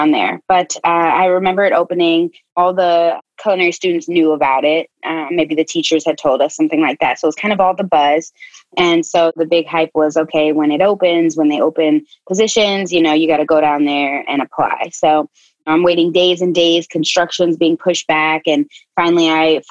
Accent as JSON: {"language": "English", "town": "Chicago", "region": "Illinois", "country": "United States", "also_born_or_lived": "North Carolina", "moved": "yes", "said": "Originally from Chicago, but I lived in North Carolina for about 8 years"}